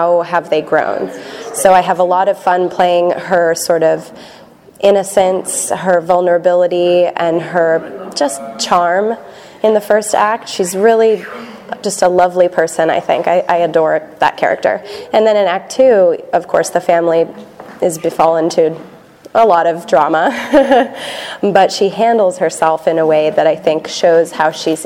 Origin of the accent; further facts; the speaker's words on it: Massachusetts, United States; moved away as an adult; also born or lived in Boston; now in Los Angeles, United States; Born and raised in Massachusetts